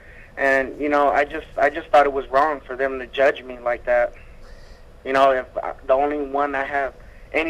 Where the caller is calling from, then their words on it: Salt Lake City, Utah, United States; I'm calling from Salt Lake